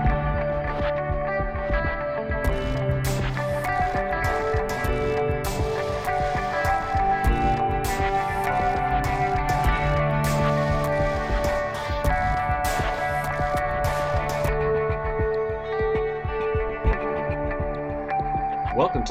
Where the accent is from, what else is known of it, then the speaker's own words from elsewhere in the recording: Florida, United States; now in Washington, D.C., United States; when you're originally from Florida